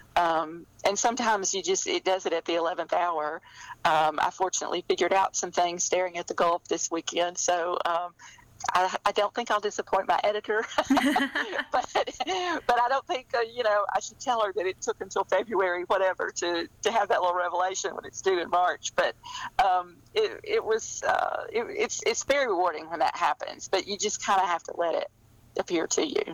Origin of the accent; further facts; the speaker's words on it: rural Alabama, United States; I, I grew up in Alabama. I grew up in rural Alabama